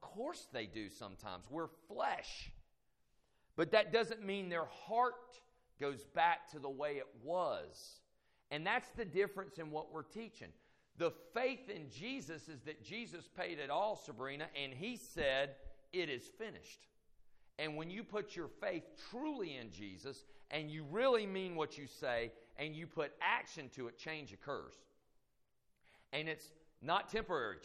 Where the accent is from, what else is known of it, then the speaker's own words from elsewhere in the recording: United States; as American citizens